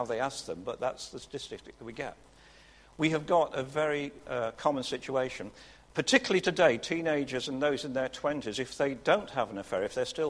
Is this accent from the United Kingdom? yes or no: yes; Burton upon Trent, West Midlands, United Kingdom; When I was growing up in the Midlands town of Burton-on-Trent